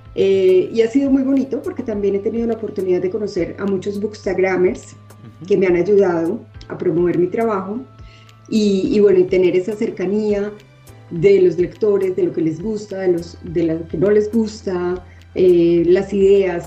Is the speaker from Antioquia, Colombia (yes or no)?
yes; Medellín, Antioquia, Colombia; moved away as an adult; also born or lived in Bogotá / Bilbao, Spain / Miami; now in Mexico City, Mexico; yo nací en Bogotá, sin embargo, viví en Medellín como hasta los 25 años